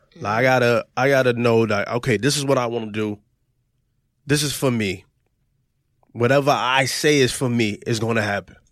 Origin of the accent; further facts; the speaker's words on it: New York, United States; this kid from New York